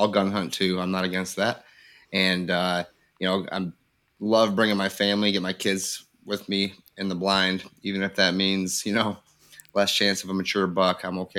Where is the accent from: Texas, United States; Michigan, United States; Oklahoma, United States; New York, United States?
Michigan, United States; Grand Haven; now in Livingston County, United States; I'm from Grand Haven, Michigan, live over in Livingston County now.